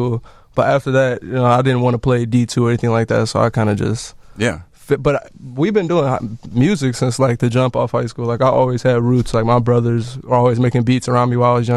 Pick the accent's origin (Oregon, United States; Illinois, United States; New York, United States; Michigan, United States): Illinois, United States; Chicago; also born or lived in Rogers Park, Chicago / Humboldt Park, Chicago; I grew up in Jeffrey Manor